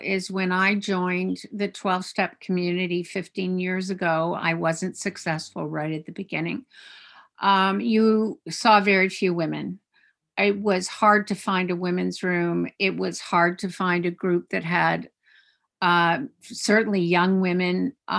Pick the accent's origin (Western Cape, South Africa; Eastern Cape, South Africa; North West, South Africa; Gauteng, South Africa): Eastern Cape, South Africa; also born or lived in Canada; I was born in Canada, and then because my father was in the mining industry and in exploration, we had the great good fortune of moving to the middle of nowhere, the Transkei in South Africa. And I went to school in Afrikaans